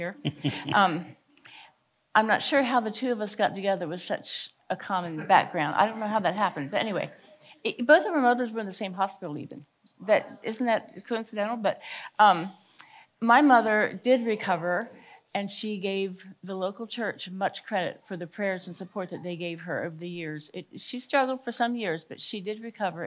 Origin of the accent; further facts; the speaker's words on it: Greenwood, Delaware, United States; I grew up here in this area of Greenwood, Delaware. This is my hometown